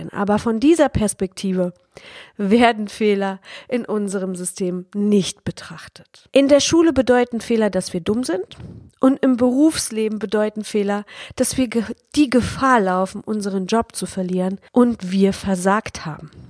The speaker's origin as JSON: {"language": "German", "country": "Poland", "tie": "born or raised there", "said": "besonders in Deutschland, auch in Polen, wo ich groß geworden bin"}